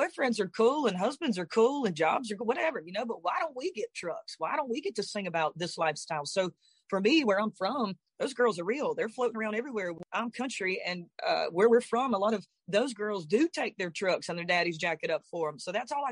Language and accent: English; the South, United States; I'm from South